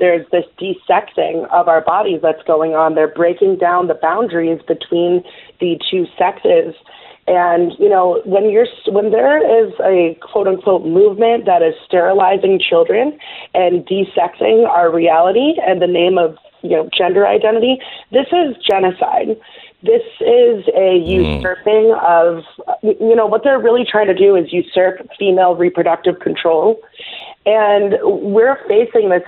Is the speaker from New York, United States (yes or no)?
yes; New York City, New York, United States; I was born in New York City